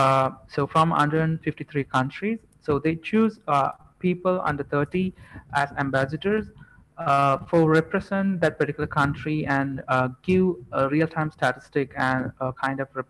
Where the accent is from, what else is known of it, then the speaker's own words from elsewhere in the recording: Jaffna, Northern Province, Sri Lanka; now in Colombo, Sri Lanka; since we are all coming from Jaffna